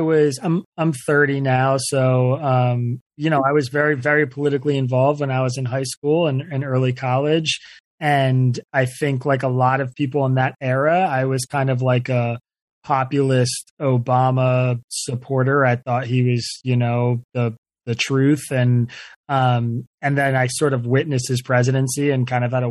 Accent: Bucks County, Pennsylvania, United States; I grew up in Bucks County, Pennsylvania

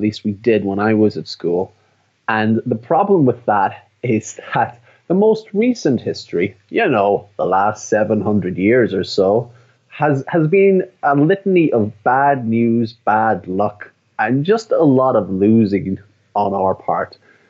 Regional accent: Ireland; That I'm from Ireland.

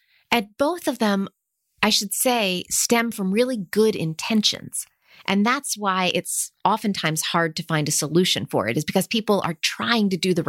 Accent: United States; growing up in the States in the 70s and 80s

